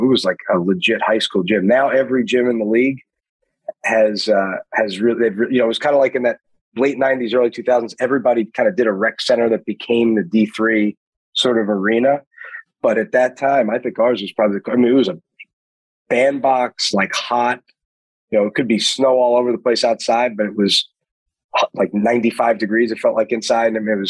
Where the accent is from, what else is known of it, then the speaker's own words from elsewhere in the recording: Queens, New York, United States; and I'm from Queens, you know.